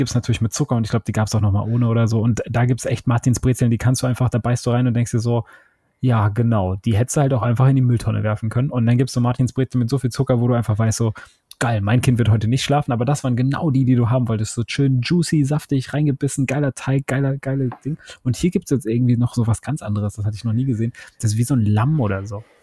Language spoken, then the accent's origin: German; Cologne, North Rhine-Westphalia, Germany; man, als Kölner lässt du das nicht an dir vorbeiziehen, den 11.11.